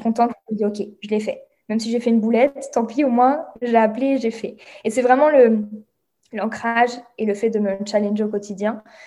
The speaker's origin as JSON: {"language": "French", "country": "France", "accent": "French", "moved": "as an adult", "said": "je suis bilingue mais j'ai un accent français"}